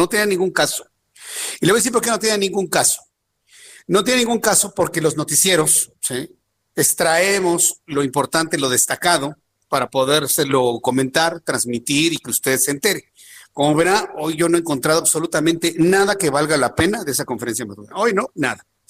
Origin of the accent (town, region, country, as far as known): Mexico